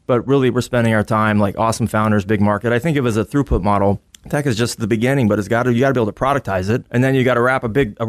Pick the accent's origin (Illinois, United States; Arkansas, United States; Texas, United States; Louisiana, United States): Texas, United States; also born or lived in Army bases; So I grew up on Army bases, and I'm a redneck from West Texas who accidentally ended up on Wall Street doing defense investing.